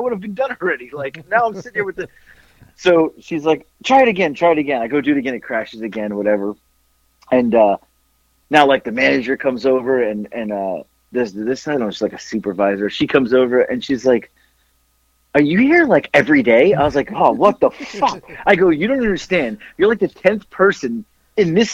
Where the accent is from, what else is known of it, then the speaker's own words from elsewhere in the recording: Florida, United States; moved away; I'm from Florida